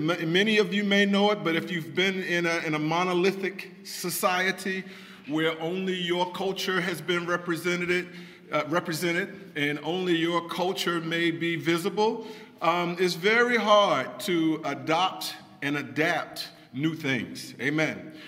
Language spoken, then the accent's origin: English; Washington, District of Columbia, United States; I grew up right here in Washington, D.C.